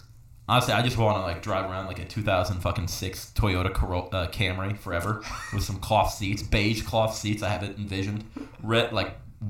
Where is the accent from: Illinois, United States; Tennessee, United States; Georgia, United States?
Illinois, United States; Chicago; It says Windy City because I'm from Chicago.